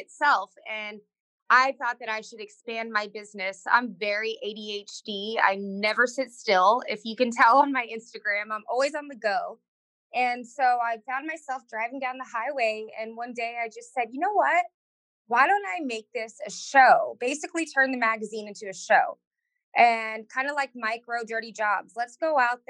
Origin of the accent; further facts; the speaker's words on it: Rio Grande Valley, Texas, United States; I grew up in the Rio Grande Valley, which is the most southern tip of Texas